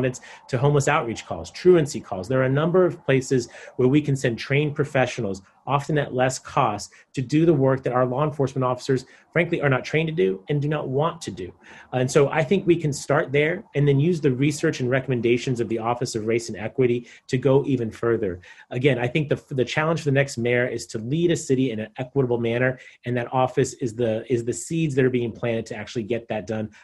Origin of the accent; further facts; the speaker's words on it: San Diego, California, United States; I'm a third-generation San Diegan. I grew up in Claremont, graduated from Madison High School